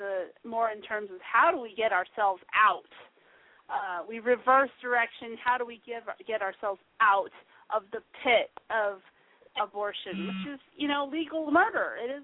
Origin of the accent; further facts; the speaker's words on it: Arizona, United States; I'm from Arizona.